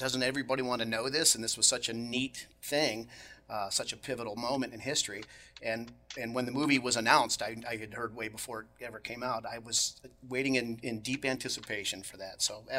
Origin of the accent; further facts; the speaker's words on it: Florida, United States; I was a child of Apollo, born and raised in Florida